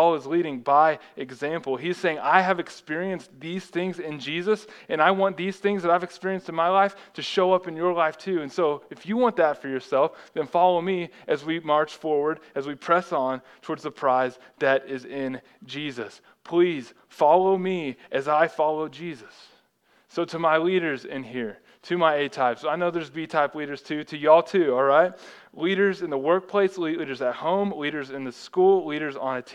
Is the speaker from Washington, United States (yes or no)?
no; Texas, United States; growing up in Texas, anytime it would snow over half an inch, like the whole state would shut down.